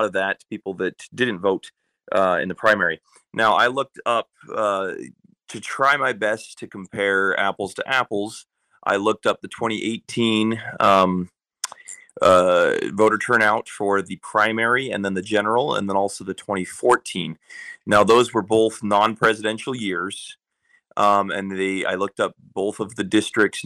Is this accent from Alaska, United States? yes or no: yes; Nenana, Alaska, United States; I'm from Enana